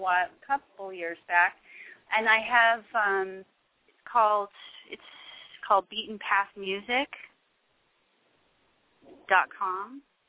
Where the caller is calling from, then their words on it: Santa Clarita, California, United States; right now, I'm calling from Santa Clarita.